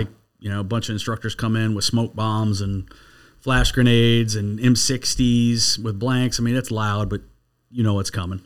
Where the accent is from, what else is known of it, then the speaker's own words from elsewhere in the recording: Michigan, United States; moved away; I grew up in Michigan.